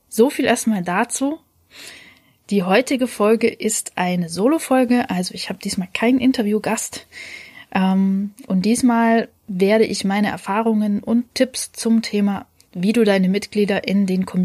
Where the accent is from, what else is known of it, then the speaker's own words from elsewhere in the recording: Leipzig, Saxony, Germany; Ich als Leipzigerin darf trotzdem mitmachen.